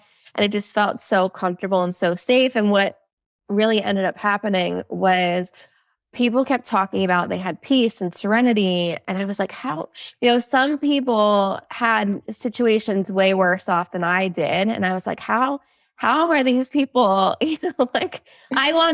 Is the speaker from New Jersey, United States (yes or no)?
yes; New Jersey, United States; I'm from New Jersey